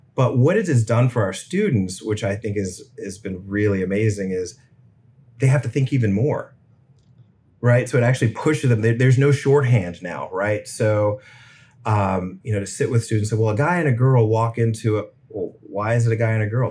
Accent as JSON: {"language": "English", "town": "Richmond", "region": "Virginia", "country": "United States", "tie": "born or raised there", "said": "I grew up in Richmond"}